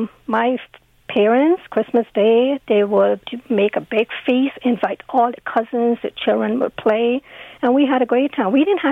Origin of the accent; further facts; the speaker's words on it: Guyana; I came from Guyana.